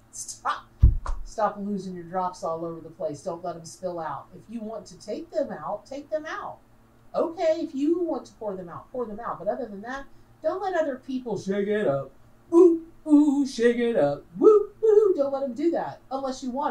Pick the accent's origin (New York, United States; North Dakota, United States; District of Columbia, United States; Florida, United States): Florida, United States; Dunnellon; I grew up in Denellen, Florida.